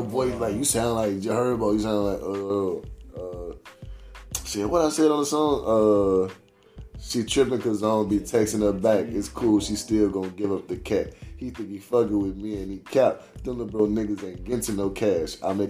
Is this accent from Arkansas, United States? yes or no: no; Chicago, Illinois, United States; Growing up in Chicago, it would be like different … songs.